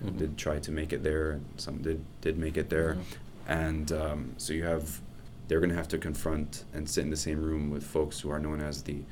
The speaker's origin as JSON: {"language": "English", "country": "United States", "said": "we as an American"}